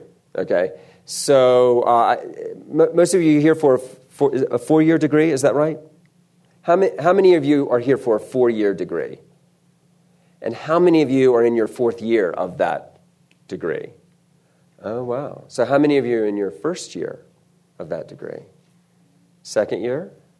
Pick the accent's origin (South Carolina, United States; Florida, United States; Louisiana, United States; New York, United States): South Carolina, United States; also born or lived in Texas; I don't sound like it, but I was born in Texas, so I can get a passport when the time comes. And all the Texans got that joke. But I was raised in South Carolina. I was raised in the Deep South of South Carolina.